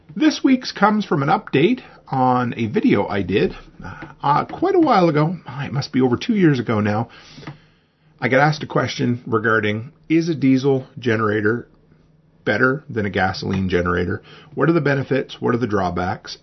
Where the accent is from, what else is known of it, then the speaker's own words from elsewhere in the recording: Nova Scotia, Canada; where I grew up in Nova Scotia on the East Coast